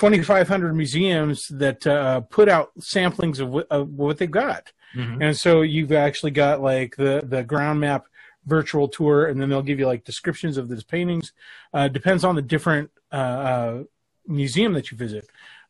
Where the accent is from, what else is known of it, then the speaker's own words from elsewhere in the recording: Los Angeles, California, United States; born there; I was born in East L.A.